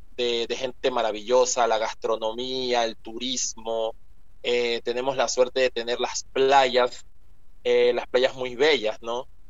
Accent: Ecuador; also born or lived in Esmeraldas Province, Ecuador; yo nací en Ecuador, aquí en Ecuador

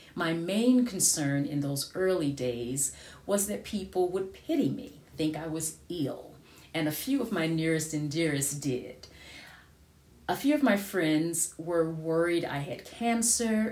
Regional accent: United States; moved away; I am an American

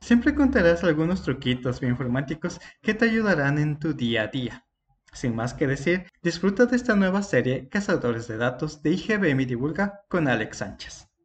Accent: Ecuador; yo soy de Ecuador

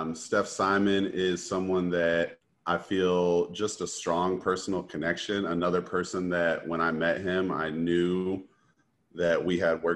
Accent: Tulsa, Oklahoma, United States; I am from Tulsa, grew up, I went to Carver Middle School and Booker T. Washington High School, which are both on the north side of Tulsa

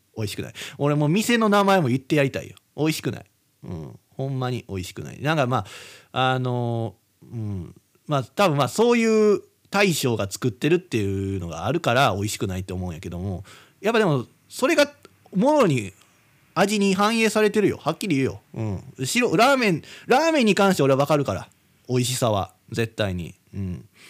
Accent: Kizugawa, Kyoto, Japan; also born or lived in Hidaka, Hokkaido; 京都出身って言うても俺京都市じゃないしな木津川市やんで

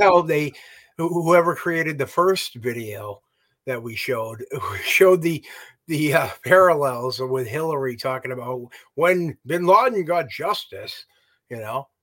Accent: United States; I'm ignorant American

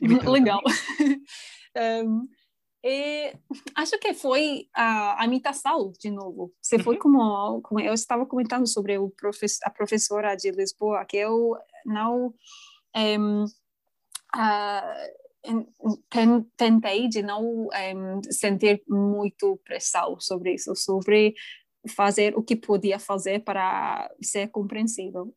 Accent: England, United Kingdom; first language English; Portuguese is a second language; moved away; also born or lived in Japan; as pessoas não sabem que sou inglesa

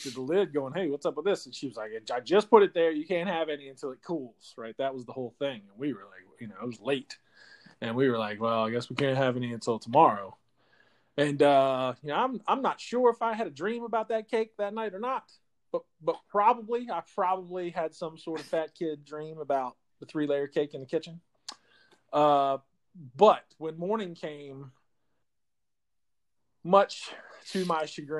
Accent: Eastern Shore of Virginia, United States; growing up on the Eastern Shore of Virginia

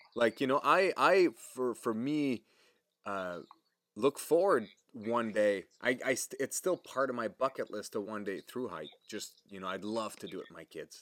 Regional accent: Canada; accent: French; English is a second language; everybody knows I'm French, obviously, you can probably hear it in my accent

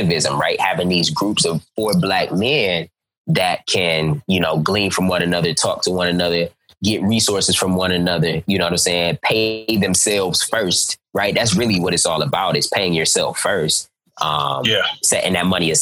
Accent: Cleveland, Ohio, United States; I'm from Cleveland, Ohio

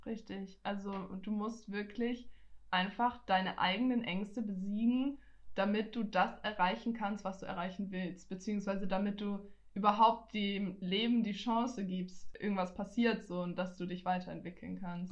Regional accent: Nuremberg, Bavaria, Germany; ich bin zwar in Nürnberg geboren, ich bin ja, ich gebürtige auch. Fränkin, weil ich bin hier aufgewachsen, ich bin hier geboren, ich bin hier zur Schule gegangen

